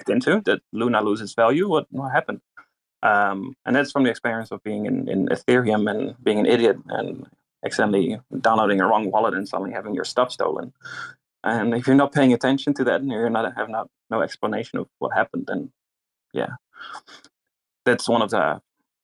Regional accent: Netherlands; moved away as an adult; now in New Zealand; I'm from Holland, Netherlands, and I'm a resident in New Zealand, which took me 6 years.

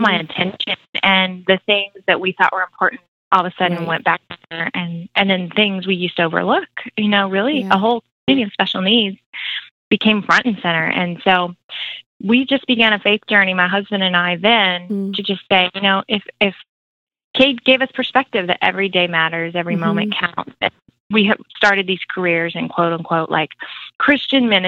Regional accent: Florida, United States; moved away as an adult; also born or lived in Virginia / Atlanta; I grew up in Florida, Sunshine State

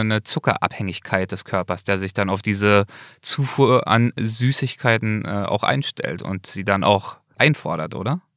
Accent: Germany; bei uns in Deutschland

